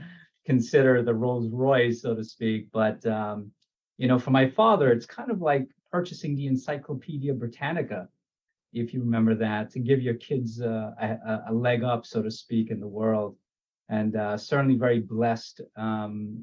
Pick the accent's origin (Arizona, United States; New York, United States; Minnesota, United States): New York, United States; also born or lived in Guyana; we came over to New York when I was about eight. And, you know, growing up in Richmond Hill, Queens, is certainly in the 90s